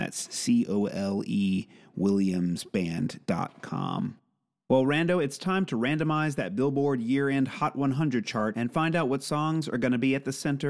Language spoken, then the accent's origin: English; New Orleans, Louisiana, United States; growing up in New Orleans